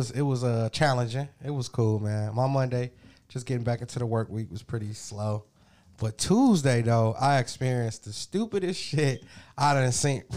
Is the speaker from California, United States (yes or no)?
yes; California, United States; how they know I was from California?